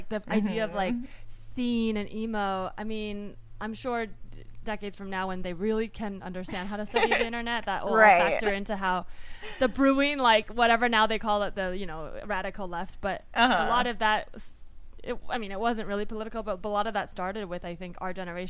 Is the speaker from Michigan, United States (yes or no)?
no; Palo Alto, California, United States; I grew up in Palo Alto